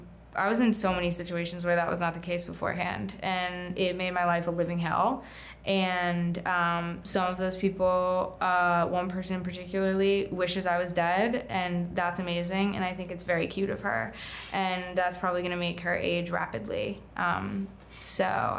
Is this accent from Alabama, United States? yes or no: no; Charlotte, North Carolina, United States; moved away; I grew up in North Carolina